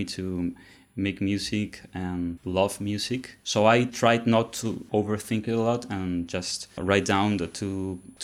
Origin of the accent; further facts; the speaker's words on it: Lima, Peru; moved away as an adult; now in Barcelona, Spain; I was born in Lima